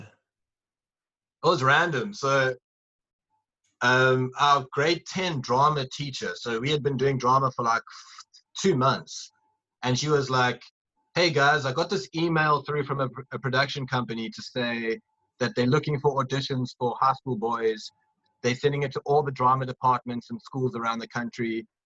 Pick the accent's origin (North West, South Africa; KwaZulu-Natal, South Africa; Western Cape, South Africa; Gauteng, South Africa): KwaZulu-Natal, South Africa; Durban; Durban, where I'm from